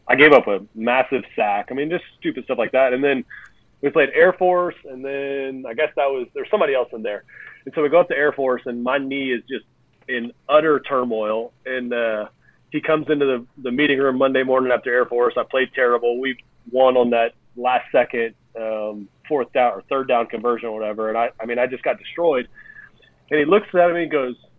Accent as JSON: {"language": "English", "town": "Lafayette", "region": "Louisiana", "country": "United States", "tie": "born or raised there", "said": "living in Louisiana, back in my hometown of Lafayette, Louisiana"}